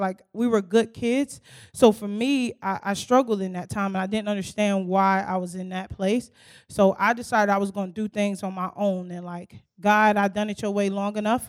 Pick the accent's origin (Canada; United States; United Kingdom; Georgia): United States; Newark, New Jersey; now in Knoxville, United States; I'm originally from Newark, New Jersey